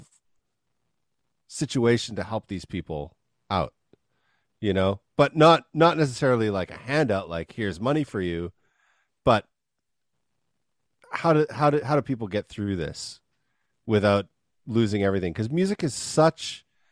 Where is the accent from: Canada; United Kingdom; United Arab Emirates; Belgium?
Canada; moved away as an adult; now in Washington, D.C., United States; I'm from Canada